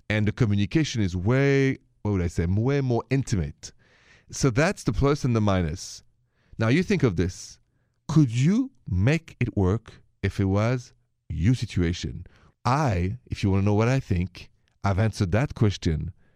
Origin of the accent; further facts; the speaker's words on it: Paris, Île-de-France, France; moved away; I'm from Paris, if you haven't noticed the accent